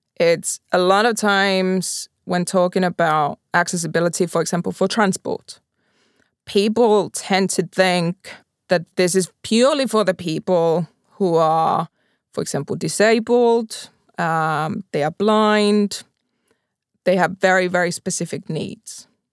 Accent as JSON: {"language": "English", "town": "Pori", "region": "Satakunta", "country": "Finland", "said": "I'm from Pori"}